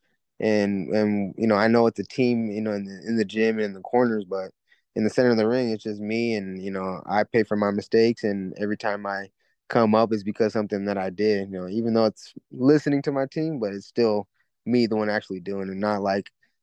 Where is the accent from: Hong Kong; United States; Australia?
United States; Fairfield, California; also born or lived in Vallejo, California; I'm from Vallejo. I started my career in Vacaville, lived in Fairfield almost my entire life